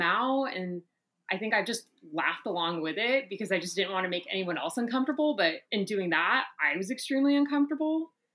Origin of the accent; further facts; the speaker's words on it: Orlando, Florida, United States; moved away as an adult; also born or lived in Brooklyn / Atlanta; I'm originally from Orlando, Florida